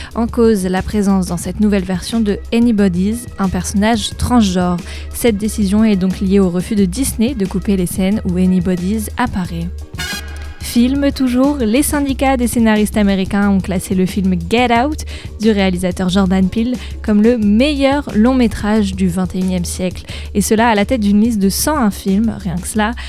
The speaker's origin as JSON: {"language": "French", "region": "Normandy", "country": "France", "said": "chez nous en Normandie"}